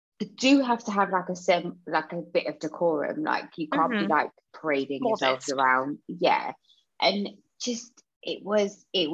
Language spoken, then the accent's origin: English; London, United Kingdom; moved away as an adult; now in Essex, United Kingdom; I may live in Essex now, but I was born and bred in West London